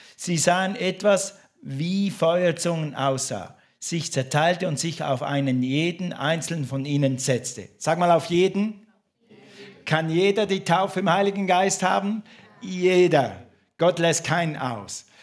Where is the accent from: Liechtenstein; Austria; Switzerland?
Switzerland; St. Gallen; moved away; in meiner Heimatstadt in St. Gallen